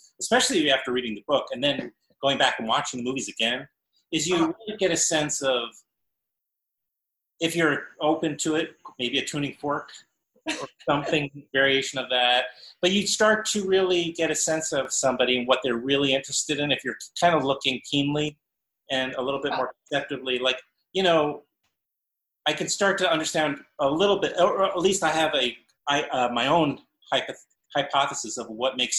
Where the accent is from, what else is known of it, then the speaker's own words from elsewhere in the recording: New York, United States; I grew up in New York